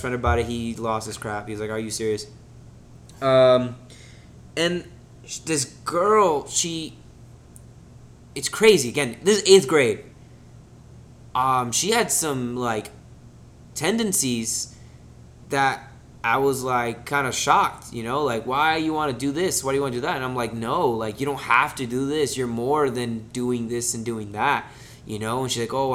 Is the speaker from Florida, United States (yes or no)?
yes; Kissimmee, Florida, United States; also born or lived in Miami, Florida; we moved back to Kissimmee. Well, moved to Kissimmee, all right, because I was born in Miami